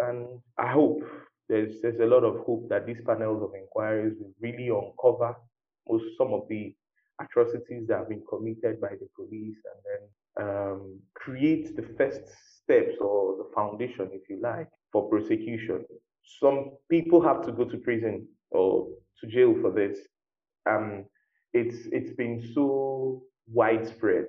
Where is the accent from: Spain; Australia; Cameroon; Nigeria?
Nigeria; as a Nigerian